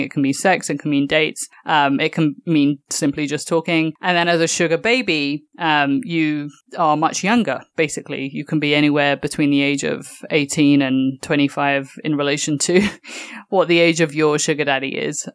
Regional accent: London, United Kingdom; moved away as an adult; now in New York, United States; me being a Londoner

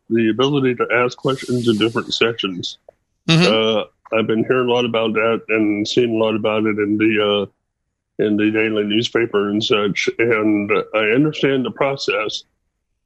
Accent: Austin, Texas, United States; I'm from Austin, Texas

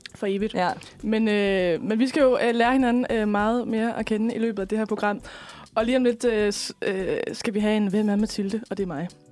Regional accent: West Jutland, Central Denmark Region, Denmark; moved away as an adult; now in Frederiksberg, Denmark; og så kommer jeg fra Slemvi i Vestjylland.

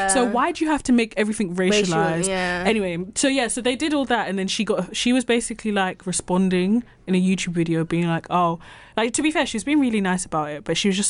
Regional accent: London, United Kingdom; moved away

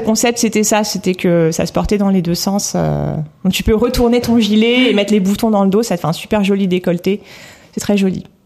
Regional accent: Normandy, France; moved away as an adult; also born or lived in northern France; now in Paris, France; je suis née dans le, nord, dans le nord de la France et j'ai grandi en Normandie

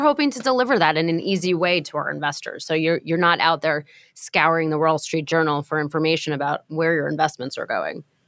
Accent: New York, United States; I'm a New Yorker, and I'm a lifelong renter

